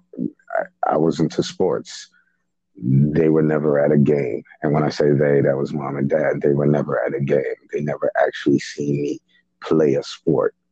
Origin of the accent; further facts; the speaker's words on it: New York City, New York, United States; also born or lived in Haiti; I was raised in Brooklyn, but I was born in Haiti